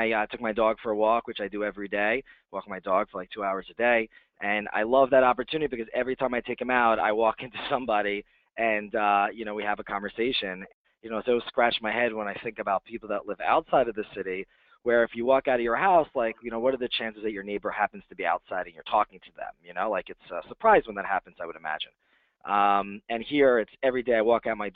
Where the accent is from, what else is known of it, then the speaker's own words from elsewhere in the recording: New Jersey, United States; moved away as an adult; now in Manhattan, United States; I didn't grow up in Manhattan, but I grew up in New Jersey.